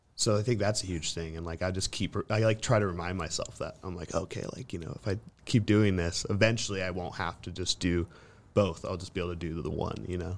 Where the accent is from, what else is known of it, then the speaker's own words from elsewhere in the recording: Central Coast, California, United States; moved away as an adult; now in Los Angeles, United States; it's Seninas Valley, so it's, like, a little north of, like, Ventura, Santa Barbara area.